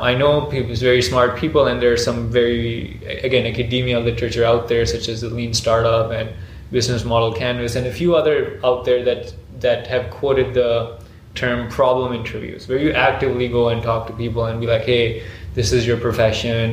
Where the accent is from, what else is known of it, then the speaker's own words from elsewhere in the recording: Pakistan; in Pakistan, which is like you know my hometown